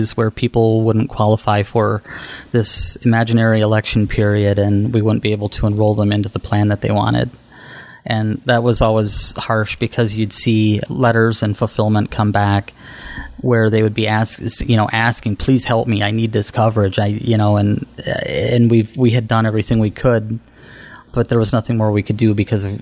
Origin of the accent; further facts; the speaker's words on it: Mondovi, Wisconsin, United States; I grew up in Mondovi, which is a small town of about 2,500 people